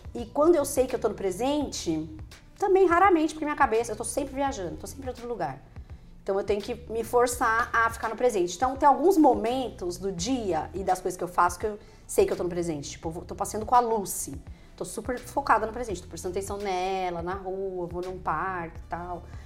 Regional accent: Ribeirão Preto, São Paulo, Brazil; also born or lived in Maceió; eu nasci em Maceió, quando eu era criança, eu mudei para Ribeirão Preto.

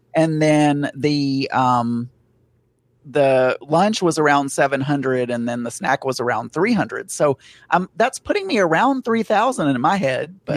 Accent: the South, Southern United States, United States; accent: Southern; I'm sounding Southern right now. I can hear my Southern accent

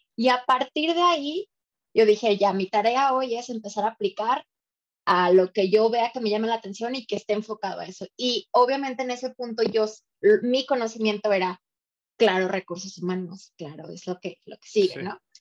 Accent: Ciudad Valles, San Luis Potosí, Mexico; moved away as an adult; also born or lived in Monterrey; now in Mexico City, Mexico; Soy de Valles y ah, terminé la carrera en Valles y de ahí me fui a San Luis a trabajar

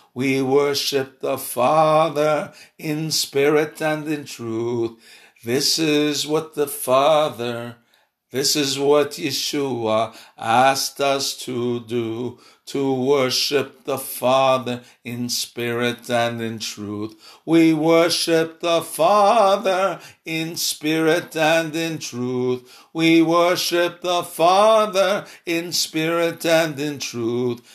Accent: Chicago, Illinois, United States; I'm from Chicago

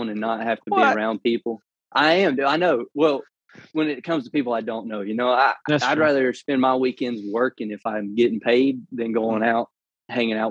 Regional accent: Berry, Alabama, United States; now in Birmingham, United States; I'm from a very small town called Barry, Alabama

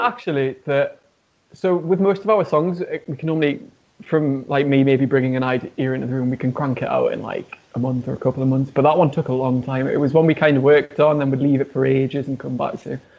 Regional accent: Newcastle upon Tyne, North East England, United Kingdom; now in Birmingham, United Kingdom; I'm not actually from Birmingham originally. I'm from uh, a city called Newcastle, and there's not really a rock music scene there

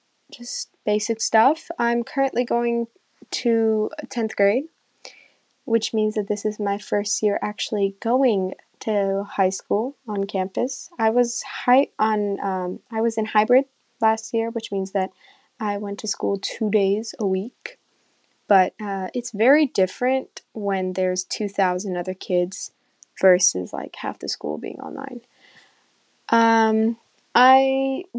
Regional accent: California, United States; also born or lived in Iran; I immigrated from Iran to California, where I currently live, when I was 6

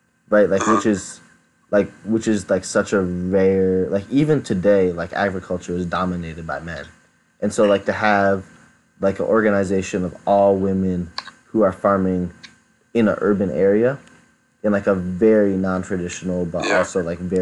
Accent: Michigan, United States; moved away as an adult; also born or lived in California; this summer I've been going around my home state and recording some, just interviewing people on like their life stories and experiences. I'm calling it the Michigan Storytelling Project

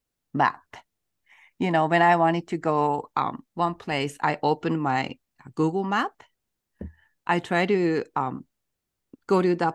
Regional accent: Japan; moved away as an adult; now in United States; We are three girls born and raised in Japan and now living in the US.

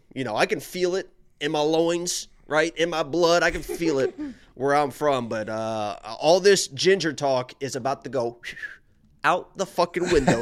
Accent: Indiana, United States; I'm from Indiana

